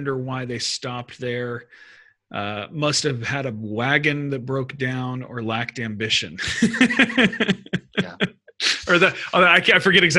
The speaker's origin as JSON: {"language": "English", "town": "Houston", "region": "Texas", "country": "United States", "tie": "born or raised there", "also_born_or_lived": "Sweden", "moved": "as an adult", "said": "I grew up in Houston"}